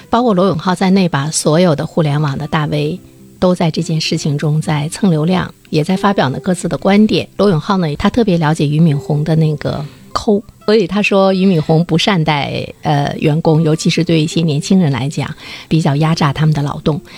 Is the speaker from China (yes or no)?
yes; China; 我们中国人